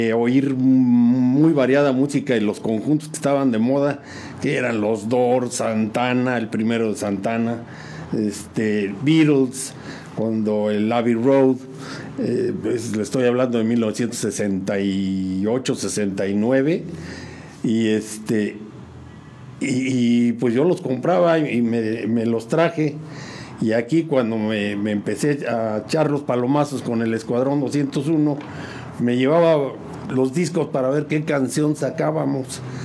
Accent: San Juan del Río, Querétaro, Mexico; also born or lived in Mexico City; yo llegué muy chico tendría unos 4 o 5 años por ahí.

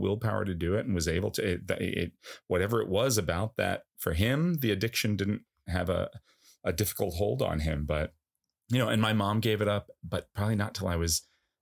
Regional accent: Commack, New York, United States; also born or lived in Huntington, New York / East Northport, New York; I'm from Comac

